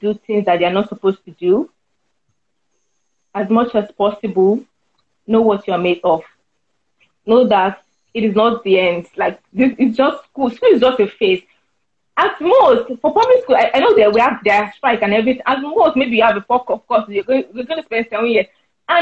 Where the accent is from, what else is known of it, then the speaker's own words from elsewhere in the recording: Ikire, Osun, Nigeria; I'm from Ikire, a small town.